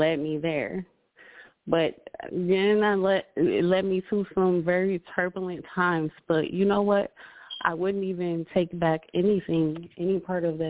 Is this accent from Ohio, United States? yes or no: yes; Cleveland, Ohio, United States; moved away as an adult; also born or lived in Atlanta; I'm from Cleveland